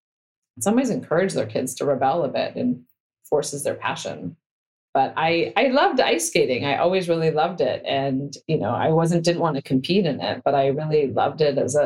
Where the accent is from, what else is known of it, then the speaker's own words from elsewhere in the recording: Stanford, California, United States; I grew up on Stanford campus